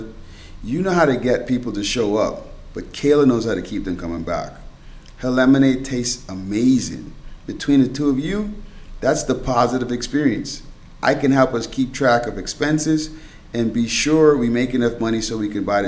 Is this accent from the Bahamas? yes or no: yes; Bahamas; moved away; I was born and raised in the Bahamas, and now I'm stuck in the snow